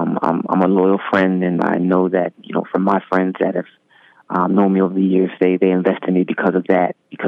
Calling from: Montclair, New Jersey, United States; I'm currently calling in from Montclair, New Jersey.

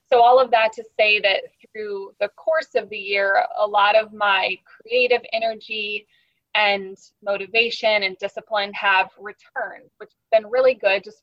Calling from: St. Petersburg, Florida, United States; I'm tuning in from St. Petersburg, Florida, so quite the distance

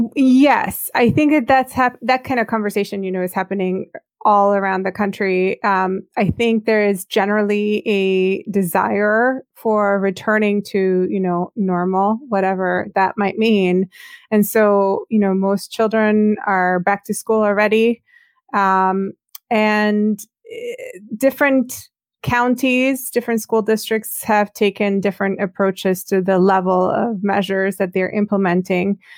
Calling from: Baltimore, Maryland, United States; I'm calling from Baltimore, Maryland, on the east coast of the U S

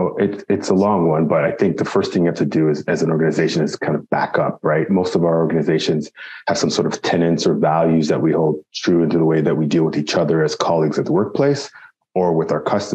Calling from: Toronto, Ontario, Canada; Like you said, I'm here calling from Toronto, Ontario.

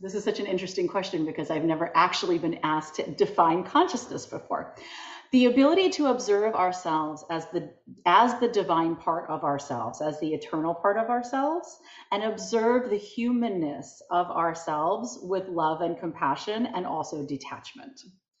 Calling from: Providence, Rhode Island, United States; I am just outside of Providence, Rhode Island.

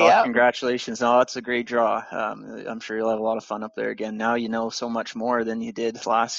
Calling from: Fort St. John, British Columbia, Canada; I'm coming from Fort St. John, which is up in northeast BC, so that's Treaty 8 territory.

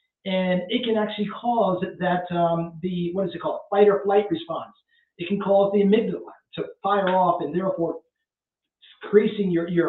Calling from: Pennsylvania, United States; It's legal in Pennsylvania. Yes, it is legal for medical. So you can do medical marijuana here.

